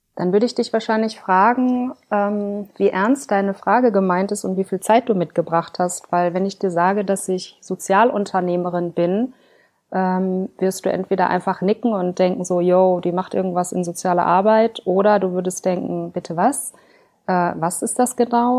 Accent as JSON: {"language": "German", "area": "Ruhr area", "region": "North Rhine-Westphalia", "country": "Germany", "tie": "born or raised there", "said": "Aufgewachsen bin ich im Ruhrgebiet"}